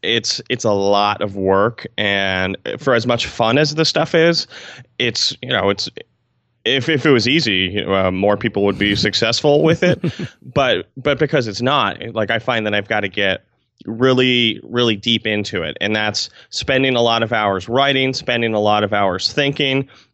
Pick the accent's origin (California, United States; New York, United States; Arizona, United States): New York, United States; Albany; And I'm from Albany, New York, which is the capital of New York State, not to brag, if you did not know that.